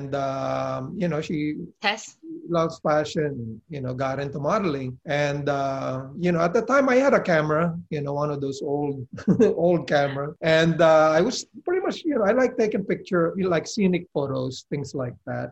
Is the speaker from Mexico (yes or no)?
no; Philippines; also born or lived in Columbus, Ohio; now in Florida, United States; born and raised in the Philippines. Came here long ago in 1976